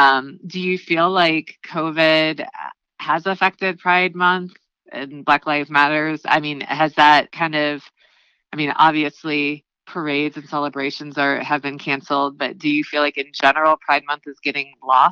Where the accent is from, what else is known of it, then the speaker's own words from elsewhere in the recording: Chicago, Illinois, United States; now in Louisville, United States; I'm originally from Chicago, but I spent the last 15 years in Louisville.